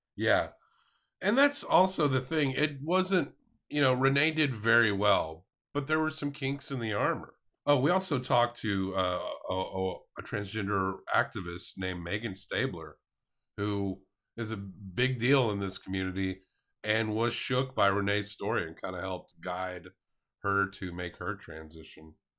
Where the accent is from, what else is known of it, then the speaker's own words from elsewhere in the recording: the South, United States; as a Southerner, I literally ate the weight of this city in pork throughout my lifetime